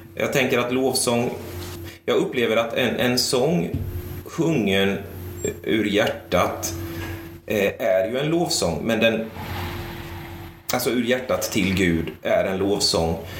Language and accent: Swedish; Sweden; now in Tranås, Sweden; växte upp i kapelalliansförsamling församling eh, i Lindros. Eh, samtidigt som jag växte upp i Lindros kyrka